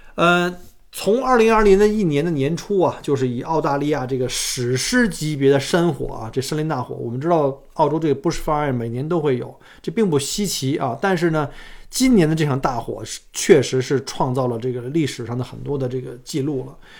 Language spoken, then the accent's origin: Chinese; China; now in Australia; 我们中国人都很规矩啊